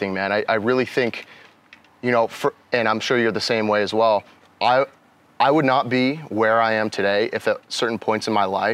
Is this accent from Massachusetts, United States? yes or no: yes; Medway, Massachusetts, United States; moved away; also born or lived in West Virginia; I'm from a town called Medway, Massachusetts